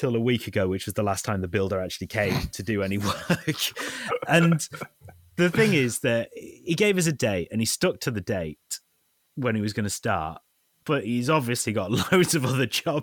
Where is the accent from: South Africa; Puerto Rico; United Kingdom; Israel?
United Kingdom; I'm British.